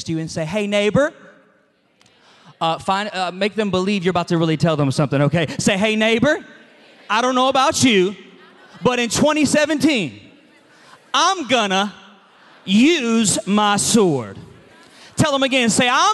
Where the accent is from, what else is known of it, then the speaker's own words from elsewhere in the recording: Atlanta, Georgia, United States; I'm from Atlanta